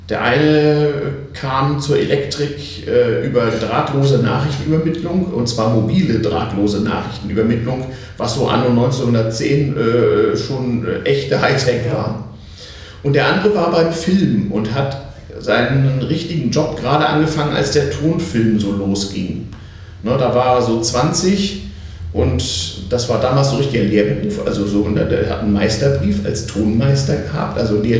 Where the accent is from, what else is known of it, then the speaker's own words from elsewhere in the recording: Hamburg, Germany; born there; Ich bin geboren in Hamburg, habe da aber nur zeitweise die ersten fünf Jahre meines Lebens verbracht, weil meine Eltern äh, entweder in England oder in Japan arbeiteten